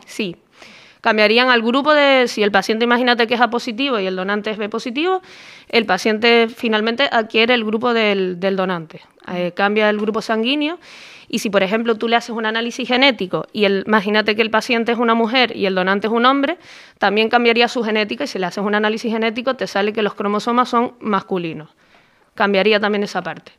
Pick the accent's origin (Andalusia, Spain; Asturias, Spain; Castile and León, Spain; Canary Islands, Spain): Canary Islands, Spain; Tenerife; yo soy de Tenerife y allí en aquel momento pues la, carrera de periodismo no estaba.